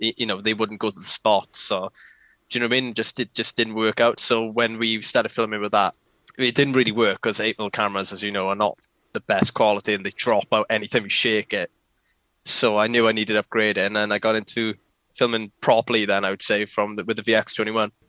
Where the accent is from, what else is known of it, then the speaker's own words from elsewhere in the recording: Port Talbot, Wales, United Kingdom; I am a filmer from South Wales, uh, to be precise, or Patoilet as some people may know it as.